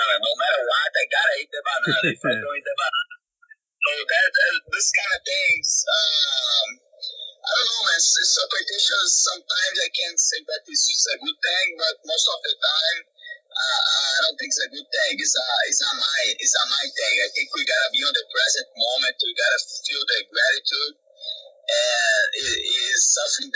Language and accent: English; Brazil; moved away; I have the chance to fight in my hometown